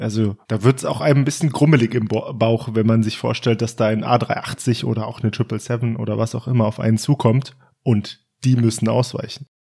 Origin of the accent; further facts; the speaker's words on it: Hesse, Germany; als Hesse